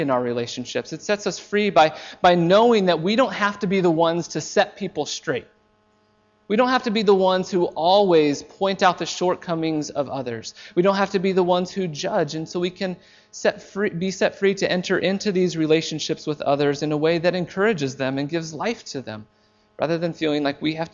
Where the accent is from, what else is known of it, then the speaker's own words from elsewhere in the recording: United States; moved away; I am an American. I am an American, and for the most part, I am very proud to be an American. I love my country.